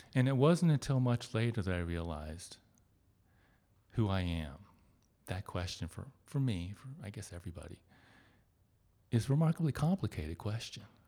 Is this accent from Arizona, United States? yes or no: no; suburb outside of Cincinnati, Ohio, United States; It's just this little suburb town outside of Cincinnati. And, I mean, it's my hometown. I grew up there. I spent my whole life there.